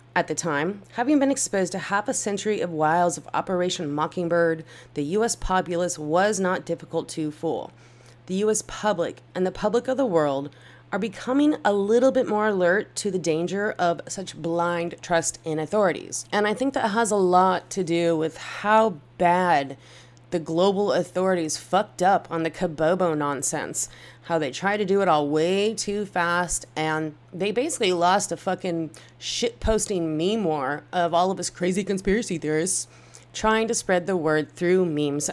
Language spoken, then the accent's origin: English; United States; as an American